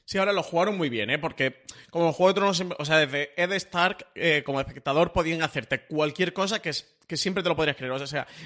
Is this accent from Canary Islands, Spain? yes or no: no; Andalusia, Spain; yo soy andaluz